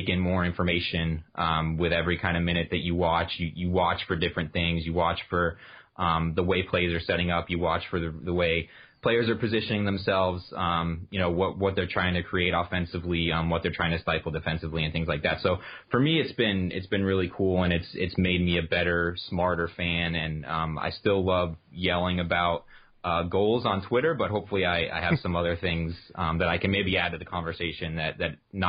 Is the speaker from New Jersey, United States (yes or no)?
yes; New Jersey, United States; born there; also born or lived in Tampa; I was born in New Jersey. So my early hockey memories are like Devils, Rangers, that kind of era, like early 90s.